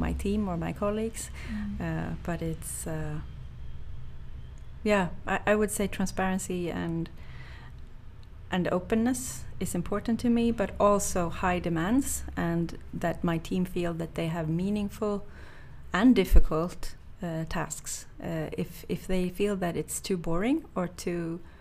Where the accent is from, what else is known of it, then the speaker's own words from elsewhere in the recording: Sweden; growing up in Sweden